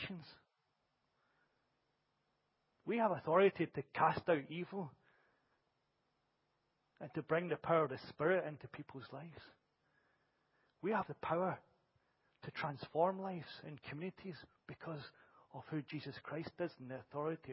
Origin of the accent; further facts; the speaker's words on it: Glasgow, Scotland, United Kingdom; a Scottish boy from Glasgow